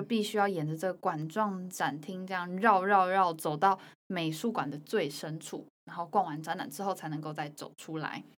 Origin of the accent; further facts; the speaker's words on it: Taipei, Taiwan; 身为台北人